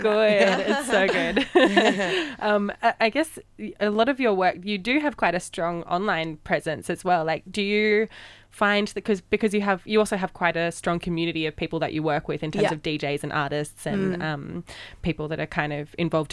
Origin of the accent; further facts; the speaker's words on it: Brisbane, Queensland, Australia; now in Sydney, Australia; I'm from Brisbane